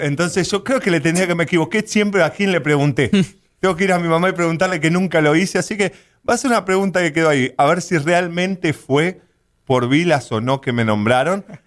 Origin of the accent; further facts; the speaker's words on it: Buenos Aires Province, Argentina; moved away as an adult; now in United States; la verdad que nací en Buenos Aires, no nací, nací un poquito a las afueras de Buenos Aires. Buenos Aires en sí, cerca del aeropuerto